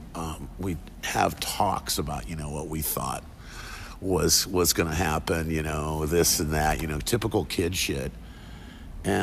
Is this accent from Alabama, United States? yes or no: no; Monterey, California, United States; also born or lived in Cleveland, Ohio; at age 7, I moved out here with my mom, and we picked up in Monterey and kind of homesteaded with her brother for a long time, myself and my younger brother